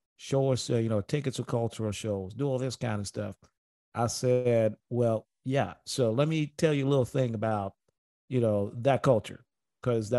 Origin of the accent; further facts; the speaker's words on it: Tanzania; moved away; I grew up in Tanzania, and I grew up around Arab culture, you know, Eastern culture